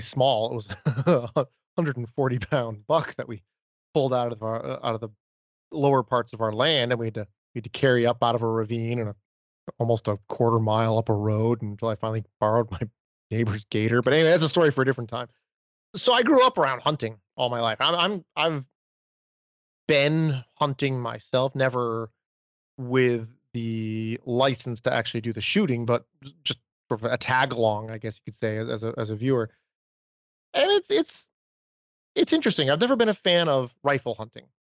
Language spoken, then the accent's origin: English; Maine, United States; growing up in Maine